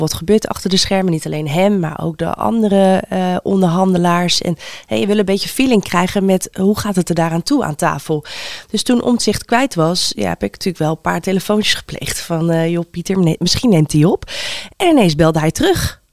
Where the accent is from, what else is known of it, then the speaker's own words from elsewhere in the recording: The Hague, South Holland, Netherlands; ik kom zelf uit Den Haag